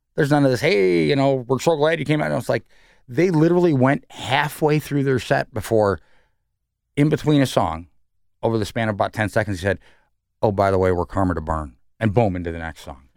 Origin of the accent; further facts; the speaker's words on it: New York City, New York, United States; now in Columbus, United States; I'm from New York